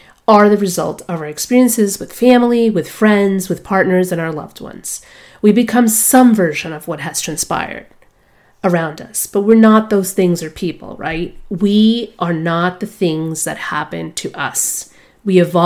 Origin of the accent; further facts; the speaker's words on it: New York City, New York, United States; moved away as an adult; also born or lived in Boston; I was born in Brooklyn, New York, so grit, resilience, and perseverance form a natural part of who I am. I grew up in New York City in the 1980s